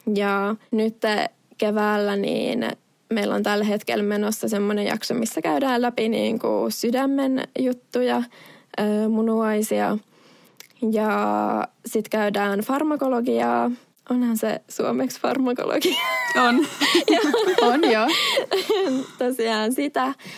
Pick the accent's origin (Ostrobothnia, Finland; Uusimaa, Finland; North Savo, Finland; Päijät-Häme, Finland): Ostrobothnia, Finland; Vaasa; moved away as an adult; also born or lived in Oulu, Finland; now in Norway; kun mä Vaasasta oon kotoisin, niin oon kasvanut vahvasti kaksikielisessä ympäristössä